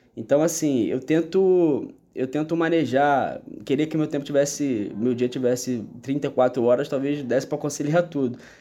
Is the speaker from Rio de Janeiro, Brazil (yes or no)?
yes; Rio de Janeiro, Brazil; eu que sou nascido e criado no Rio de Janeiro